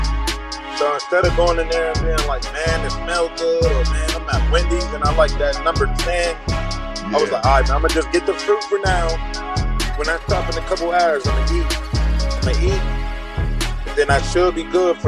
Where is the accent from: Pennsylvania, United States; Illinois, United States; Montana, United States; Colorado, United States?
Pennsylvania, United States; Pittsburgh; I'm from Pittsburgh, PA